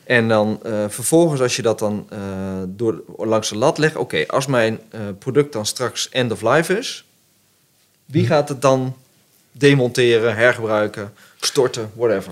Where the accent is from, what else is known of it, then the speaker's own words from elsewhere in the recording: the Arnhem area, Gelderland, Netherlands; ik kom uit het Arnhemse